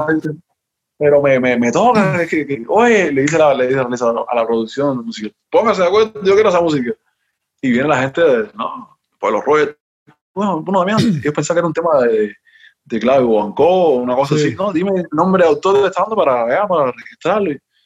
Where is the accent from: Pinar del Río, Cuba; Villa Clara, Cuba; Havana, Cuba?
Havana, Cuba; moved away; Yo soy de La Habana, yo soy de La Habana, yo, yo no, bueno, yo nací, toda mi familia es ahí de, de ahí